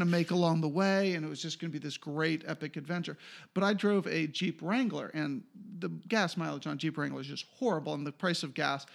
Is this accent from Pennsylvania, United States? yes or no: yes; Swarthmore, Pennsylvania, United States; also born or lived in Philadelphia, Pennsylvania / Ohio / North Carolina; now in Los Angeles, United States; I grew up in Swarthmore